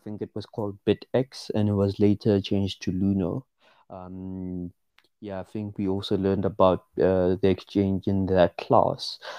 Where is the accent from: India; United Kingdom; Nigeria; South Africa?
South Africa; Pretoria, Gauteng; I'm from Pretoria, South Africa. And yeah, I grew up in Mamelodi.